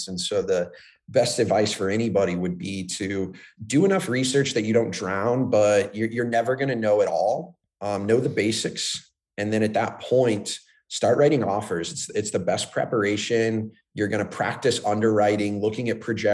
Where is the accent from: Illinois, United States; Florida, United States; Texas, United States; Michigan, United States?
Florida, United States; growing up in Florida, everything's flat